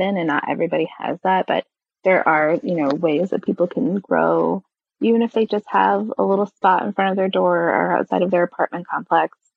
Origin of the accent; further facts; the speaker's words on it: California, United States; moved away; I grew up in California.